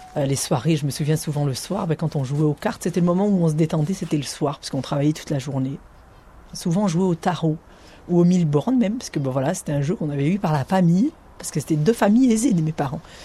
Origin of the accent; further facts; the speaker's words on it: Ariège, Occitania, France; j'ai grandi à Figuette